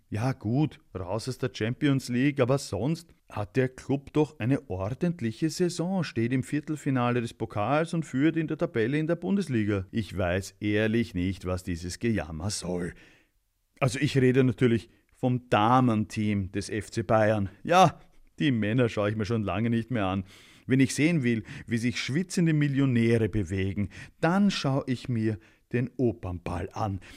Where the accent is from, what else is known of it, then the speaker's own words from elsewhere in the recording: Austria; ich als Österreicher